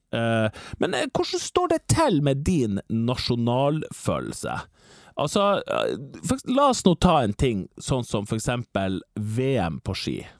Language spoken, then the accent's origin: Norwegian; Northern Norway, Norway; En stor del av min identitet at jeg føler at jeg er veldig nordnorsk